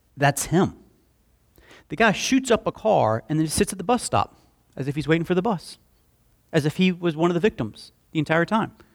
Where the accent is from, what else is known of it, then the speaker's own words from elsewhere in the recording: Slapout, Alabama, United States; I grew up in Slap Out, and, uh, we had, uh, a creek behind our house